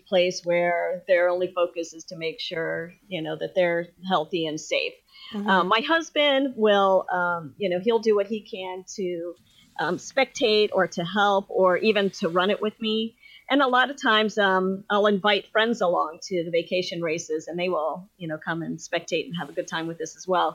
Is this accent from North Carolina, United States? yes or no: no; Ohio, United States; I'm from Ohio